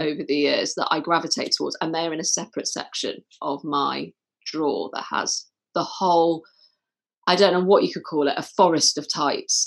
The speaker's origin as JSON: {"language": "English", "town": "Manchester", "region": "North West England", "country": "United Kingdom", "tie": "born or raised there", "said": "growing up in Manchester, you know, I'd go to places quite places like Affleck's Palace"}